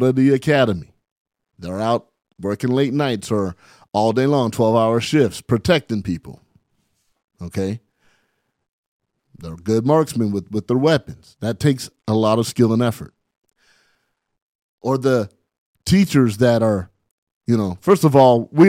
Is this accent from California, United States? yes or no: yes; San Bernardino, California, United States; here I am from San Bernardino, California, you know, 43 years old, living my dream.